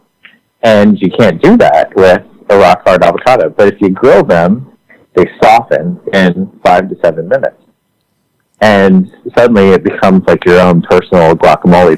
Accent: outside of Philadelphia, Pennsylvania, United States; also born or lived in Paris; I grew up outside of Philadelphia

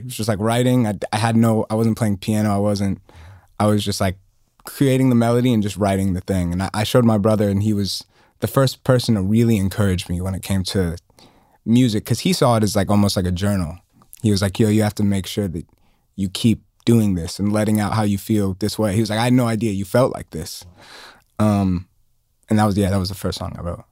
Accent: Atlanta, Georgia, United States; growing up in Atlanta

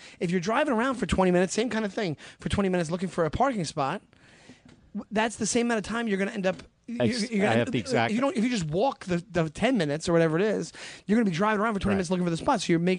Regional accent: Long Island, New York, United States; now in New York City, United States; I'm from Long Island.

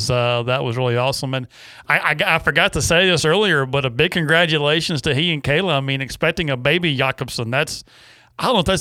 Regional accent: Massachusetts, United States; now in Alabama, United States; I'm in Alabama. I've been in Alabama for ten years.

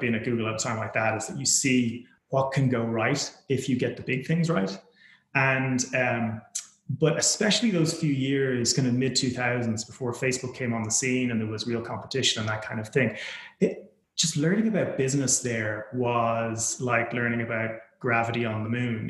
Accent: Ireland; moved away as an adult; also born or lived in United States / United Kingdom; I was born and raised in Ireland

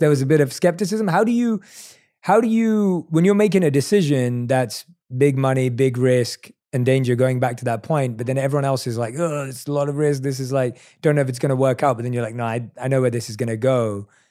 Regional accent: London, United Kingdom; I'm a kid from London. Like, I didn't grow up with lots of comforts

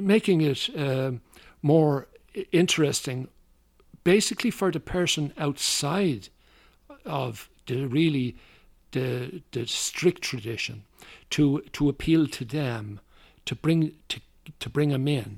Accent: Dublin, Leinster, Ireland; moved away as an adult; now in United States; I was born in Dublin in a place called Drumna. is a suburb of, of the city

